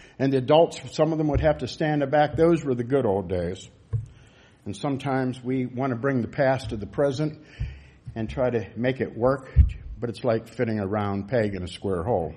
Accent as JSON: {"language": "English", "country": "United States", "said": "as American citizens"}